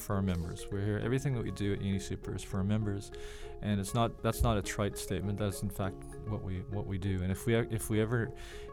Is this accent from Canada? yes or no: yes; Canada; moved away as an adult; also born or lived in Toronto, Canada; now in Australia; I'm a Canadian, but I'm also an Australian